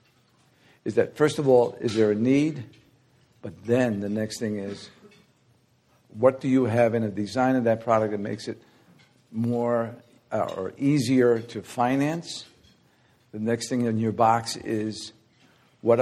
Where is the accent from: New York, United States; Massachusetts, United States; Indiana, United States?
New York, United States; New York City; I grew up in the Bronx, guys, South Bronx.